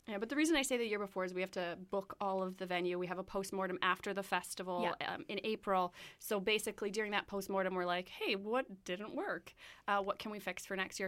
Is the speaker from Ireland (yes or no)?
no; Winnipeg, Manitoba, Canada; I'm from Winnipeg